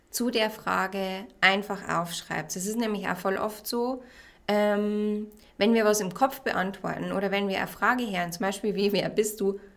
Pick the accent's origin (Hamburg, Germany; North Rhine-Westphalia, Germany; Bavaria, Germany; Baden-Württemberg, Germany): Bavaria, Germany; Regensburg; ich bin 29 und ich komme aus Regensburg.